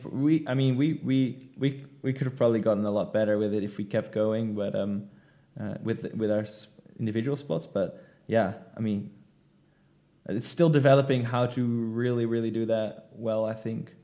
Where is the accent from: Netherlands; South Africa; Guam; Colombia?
Netherlands; moved away as an adult; now in Indonesia; I'm from the Netherlands.